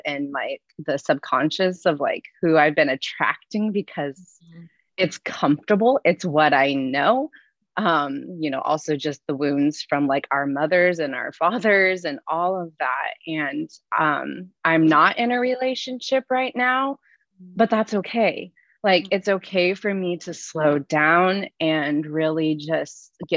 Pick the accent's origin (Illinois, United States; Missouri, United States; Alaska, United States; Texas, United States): Alaska, United States; I'm 33 and from, yes, the wonderful state of Alaska.